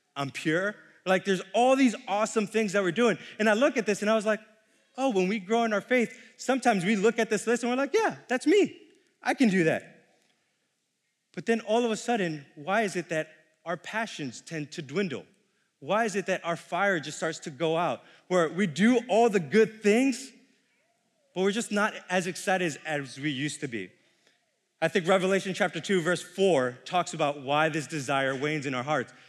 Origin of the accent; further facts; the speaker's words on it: New York City, New York, United States; moved away as an adult; I'm born and raised in New York City for nineteen years